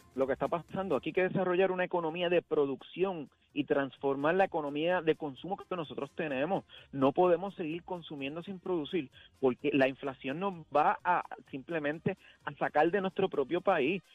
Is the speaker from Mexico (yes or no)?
no; Puerto Rico; cuando yo nací, yo me crié, decían que Puerto Rico era el país más feliz del mundo